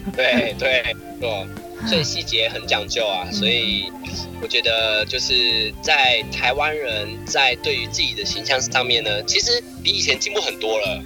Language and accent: Chinese; Taiwan; 我们台湾人